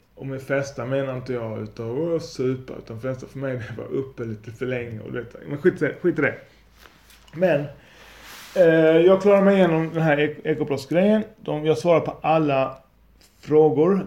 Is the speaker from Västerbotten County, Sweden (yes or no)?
no; Lund, Skåne, Sweden; Jag är från Lund